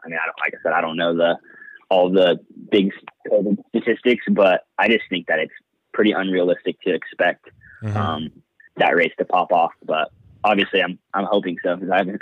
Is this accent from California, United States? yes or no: yes; Bakersfield, California, United States; I'm originally from Bakersfield, California